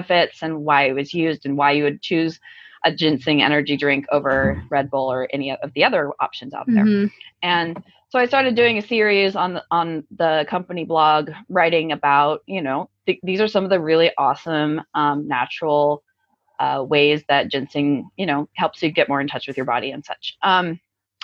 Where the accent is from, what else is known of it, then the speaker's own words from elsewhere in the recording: Southern California, United States; now in Washington, United States; I'm actually originally from Southern California, but still West Coast